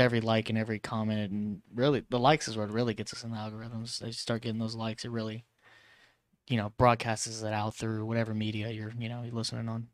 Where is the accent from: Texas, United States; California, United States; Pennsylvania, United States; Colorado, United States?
California, United States; Vallejo; Vallejo, California, my hometown